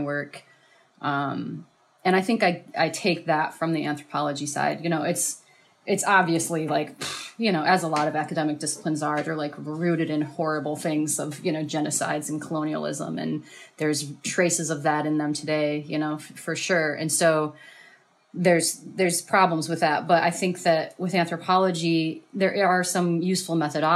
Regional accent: Ann Arbor, Michigan, United States; moved away as an adult; also born or lived in Ypsilanti; now in Detroit, United States; I grew up in Ann Arbor and Ypsilanti area, and then moved back to the city in 2012

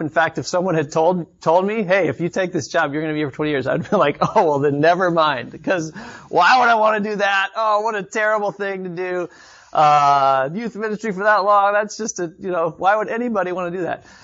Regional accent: Austin, Texas, United States; moved away as an adult; also born or lived in Chicago; I grew up in Austin, Texas, about three hours south of here, and then, um, moved to Chicago for college

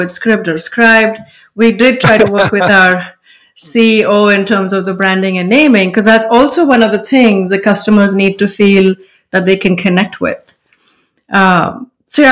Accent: India; moved away as an adult; now in United States; Growing up in India, we didn't even know graphic design

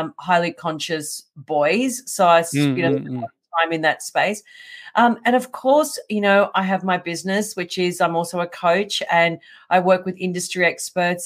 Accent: Melbourne, Victoria, Australia; I'm born and raised in Melbourne.

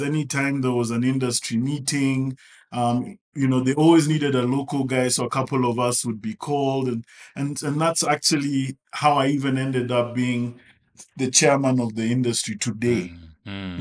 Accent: Kenya; I'm a Kenyan.

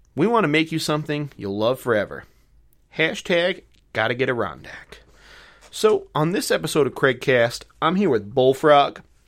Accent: North Rockland, downstate New York, United States; accent: Long Island or city accent; now in Plattsburgh, United States; I'm originally from downstate New York, so North Rockland.

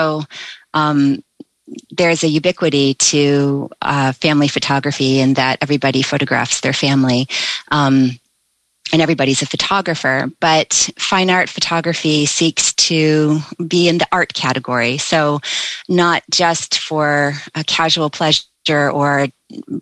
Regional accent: United States; I'm an American

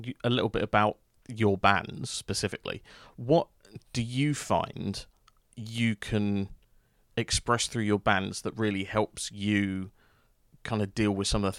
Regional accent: London, United Kingdom; because I was actually originally from South London.

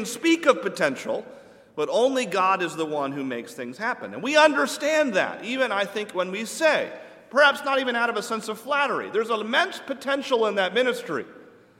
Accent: New England, United States; I'm from New England

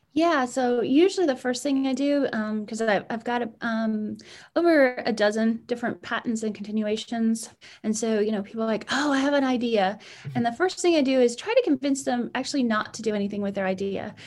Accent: Edmonton, Alberta, Canada; moved away as an adult; now in United States; I was born in Edmonton, Alberta, Canada

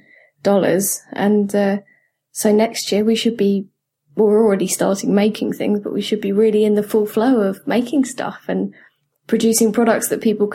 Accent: United Kingdom; I'm so British

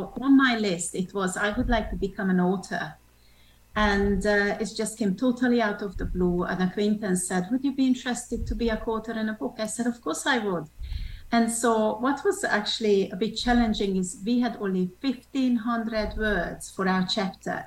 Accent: Hungary; also born or lived in Switzerland / France / England; now in United States; I'm originally from Hungary. So I'm a Hungarian

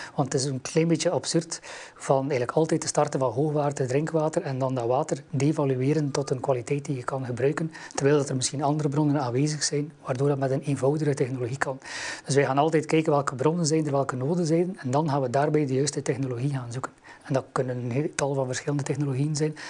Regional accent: West Flanders, Belgium; ik kom uit West-Vlaanderen, hoort dat waarschijnlijk wel

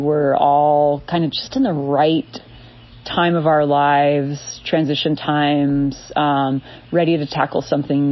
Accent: Southern California, United States; also born or lived in New York; now in Ava, United States; I grew up in Southern California

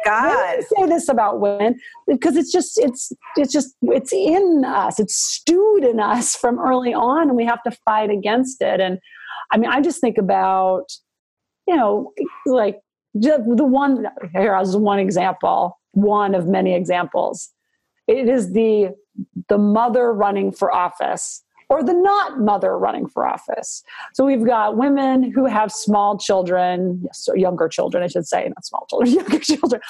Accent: Butte, Montana, United States; now in Virginia, United States; I grew up in Montana

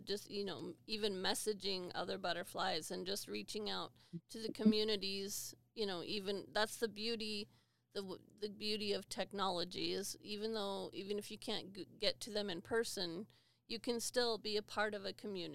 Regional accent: Wyoming, United States; I'm from Wyoming

